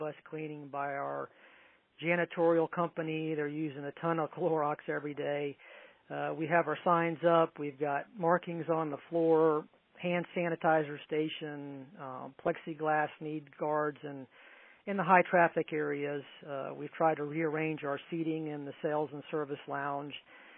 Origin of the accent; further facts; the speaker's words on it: Tampa, Florida, United States; moved away as an adult; now in Tallahassee, United States; I'm originally from the Tampa Bay area, born and raised in Tampa.